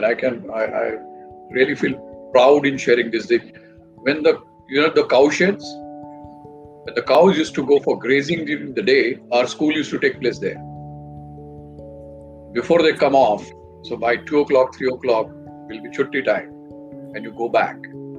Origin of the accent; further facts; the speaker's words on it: village near Nagpur, Maharashtra, India; I was born in Nagpur, but grew up in my village, which is about 90 odd kilometers from Nagpur. So we come from a farming background.